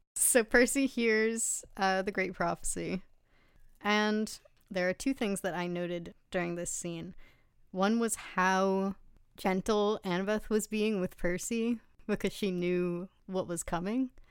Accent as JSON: {"language": "English", "town": "Westport", "region": "Connecticut", "country": "United States", "tie": "born or raised there", "said": "going to the beach growing up in Westport"}